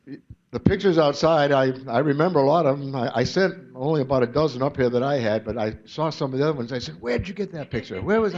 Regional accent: Boylston, Massachusetts, United States; also born or lived in Long Beach, California; Him and I were both born in Long Beach, California, but we moved both back to Massachusetts as babies, where I think I was maybe one and he was three or whatever. We're only a year and a half apart. So we grew up in Boylston

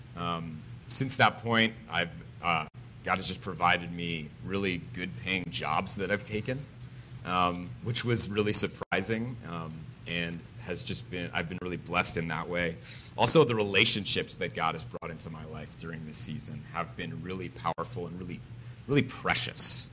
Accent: Connecticut, United States; I'm from Connecticut. I'm a New Englander.

